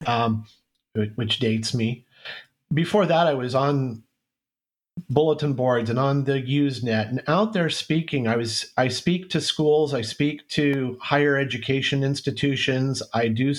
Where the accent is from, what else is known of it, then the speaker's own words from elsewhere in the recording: Central California, United States; moved away as an adult; also born or lived in Minnesota; And my wife and I were both born and raised in Central California